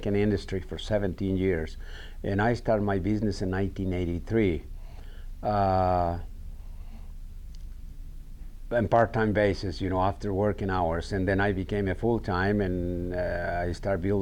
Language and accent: English; Mexico; English is a second language; moved away as an adult; also born or lived in Illinois; now in Jackson, United States; I come from Mexico, and you know, Mexico back in those days, in my early years